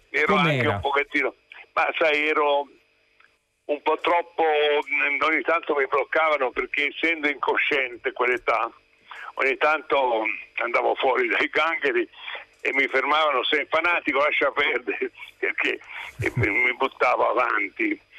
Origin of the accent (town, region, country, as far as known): Genoa, Liguria, Italy